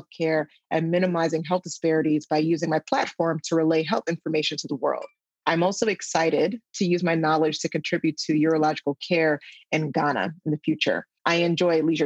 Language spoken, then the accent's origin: English; New York City, New York, United States; now in Los Angeles, United States; I was born and raised in the Bronx in New York City